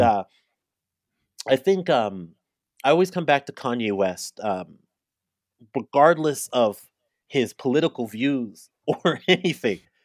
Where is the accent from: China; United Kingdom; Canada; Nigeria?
Canada; I'm African Canadian, I'm Caribbean Canadian